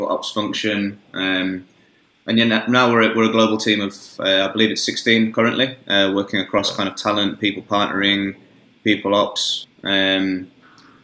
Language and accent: English; Birmingham, West Midlands, United Kingdom; moved away as an adult; now in Australia; we're both from Birmingham originally. I've been over here in Australia for almost 10 years now